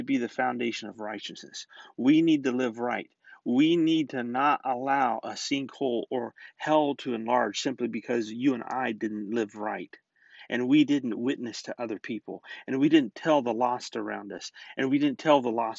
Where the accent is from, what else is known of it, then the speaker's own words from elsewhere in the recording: Florida, United States; I grew up in Florida